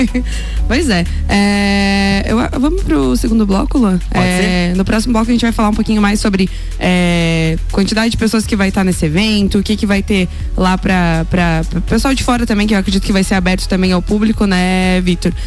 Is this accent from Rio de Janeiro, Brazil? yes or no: no; São Joaquim, Santa Catarina, Brazil; eu sou de São Joaquim